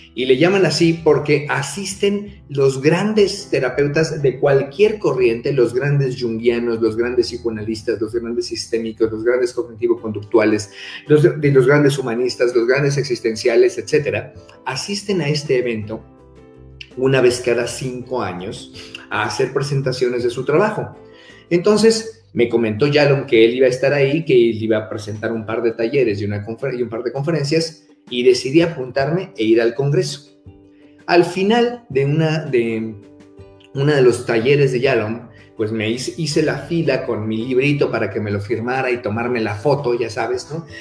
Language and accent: Spanish; Mexico; soy mexicano